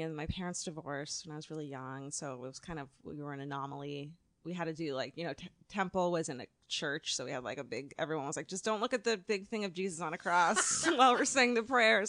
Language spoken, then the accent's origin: English; Orange County, California, United States; also born or lived in Los Angeles, United States; I grew up in Orange County is that my family immigrated from Eastern Europe to Los Angeles. Well, to Chicago and then to Los Angeles.